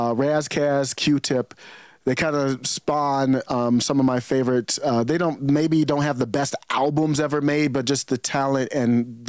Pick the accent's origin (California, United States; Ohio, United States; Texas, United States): Ohio, United States; Cleveland; I grew up in Cleveland, Ohio, man.